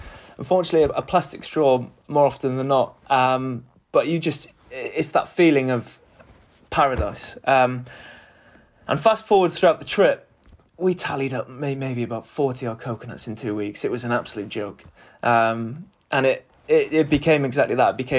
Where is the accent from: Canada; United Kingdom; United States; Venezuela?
United Kingdom; Wales; I'm Welsh, so growing up